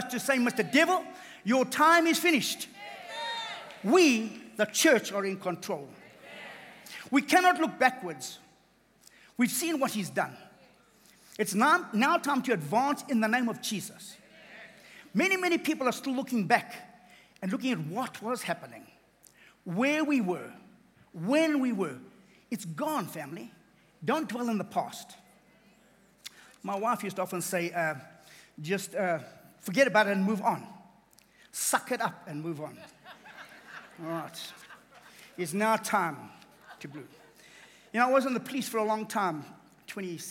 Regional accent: KwaZulu-Natal, South Africa; I come from KZN. I'm a South African

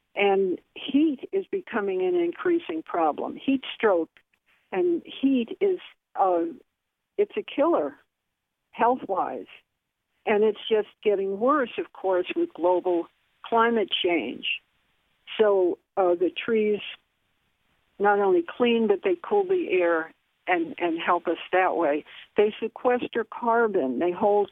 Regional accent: Bridgeport, Connecticut, United States; I was born and raised in Bridgeport on the east side. I've lived here for about 60 years

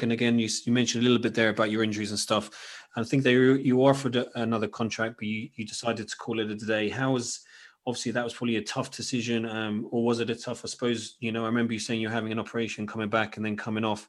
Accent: Cambridge, East of England, United Kingdom; that's where I grew up, Cambridge, it's my hometown club.

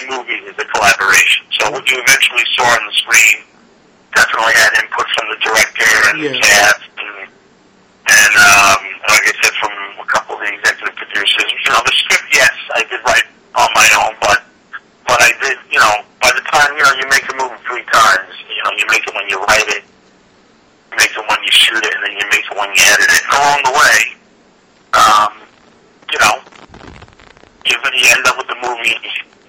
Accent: New York City, New York, United States; growing up in Queens

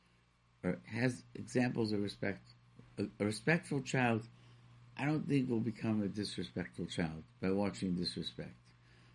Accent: Rochester, New York, United States; I grew up in Rochester, New York

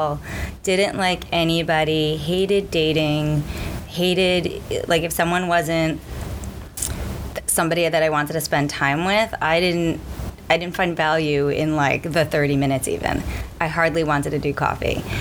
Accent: New York City, New York, United States; I grew up in like deep Brooklyn, came out of a like Syrian, Jewish, Orthodox upbringing

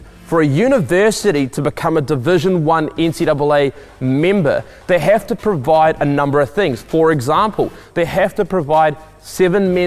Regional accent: New Plymouth, Taranaki, New Zealand; I grew up in New Plymouth, which is located on the west coast of the North Island in New Zealand

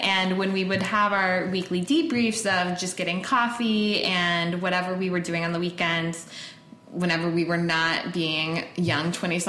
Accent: North Texas, United States; moved away as an adult; also born or lived in Chicago; I am a Texpat, which is an expat that originally hailed from Texas. I grew up in the North Texas area for all of my life, but I moved around so many times.

